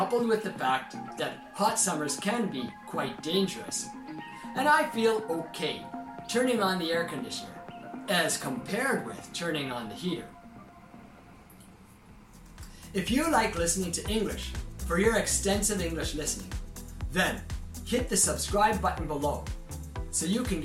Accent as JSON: {"language": "English", "country": "Canada", "tie": "born or raised there", "moved": "as an adult", "lives_now": "Japan", "said": "When I was a boy growing up in Canada"}